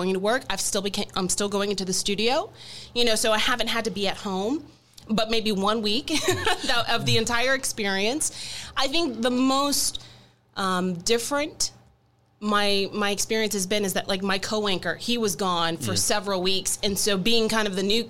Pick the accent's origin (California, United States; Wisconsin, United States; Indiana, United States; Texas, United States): Texas, United States; Dallas; also born or lived in Houston / Corpus Christi; I'm originally from Houston, grew up in Dallas, and for the past 10 years, I've been almost 10 years, just shy of 10 years, in the Coastal Bend down in Corpus Christi.